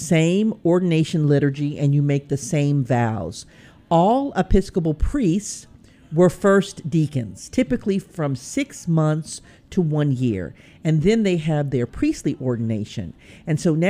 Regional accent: Pine Bluff, Arkansas, United States; I'm from Pine Bluff, Arkansas

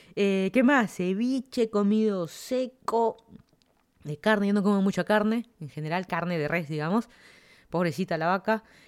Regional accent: Lima, Peru; moved away as an adult; also born or lived in Miami, United States / Virginia, United States; now in Fairfax County, Virginia, United States; yo soy de Perú, toda mi vida he vivido en Lima

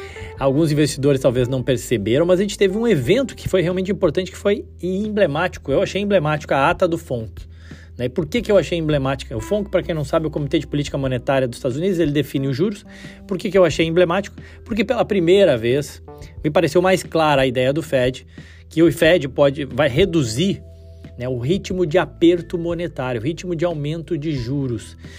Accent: Brazil; Como brasileiro, amante do futebol

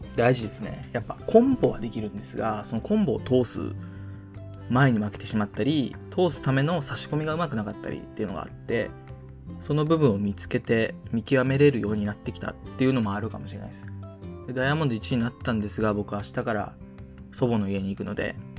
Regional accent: Japan; 生まれも育ちもこの南の島

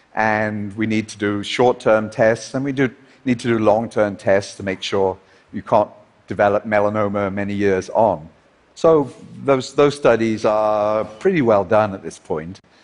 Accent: Liverpool, North West England, United Kingdom; his and my hometown of Liverpool

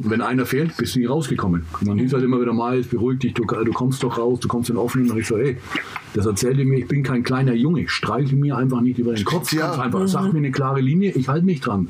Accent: England, United Kingdom; now in Germany; ich bin ja Engländer

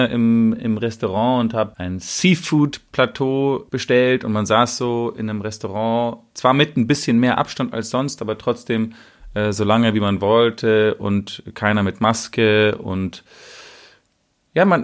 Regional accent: Sweden; als Schwede soll man die gleiche, sich hinter die nationale Linie stellen. Also es ist eine ganz komische Art von Nationalismus und Nationalstolz und wir Schweden machen es anders als der Rest der Welt.

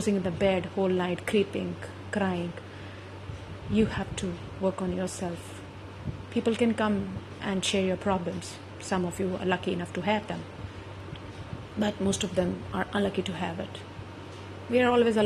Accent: India; being an Indian, a woman

